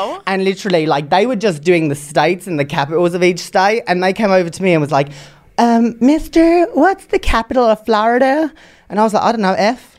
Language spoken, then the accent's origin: English; England, United Kingdom; I am from England